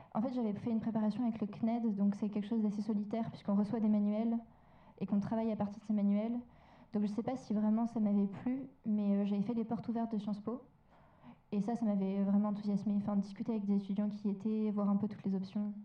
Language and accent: French; Lyon, Auvergne-Rhône-Alpes, France; moved away as an adult; also born or lived in Villeurbanne; je suis lyonnaise d'origine, enfin, je suis ville donc j'ai fait mon collège à Villeurbanne. Mmh. Et après, je suis allée à Lyon pour mon lycée